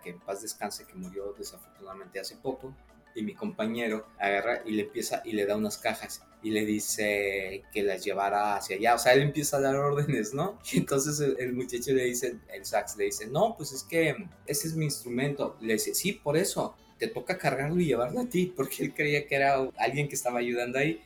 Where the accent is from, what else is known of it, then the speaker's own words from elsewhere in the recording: Mexico City, Mexico; yo soy de la Ciudad de México